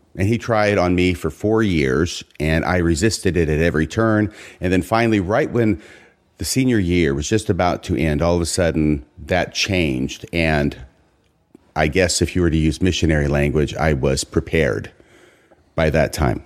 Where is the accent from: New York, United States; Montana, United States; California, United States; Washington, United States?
Washington, United States; Seattle region; also born or lived in Waco, Texas; junior high school, high school years, I'm up here in Washington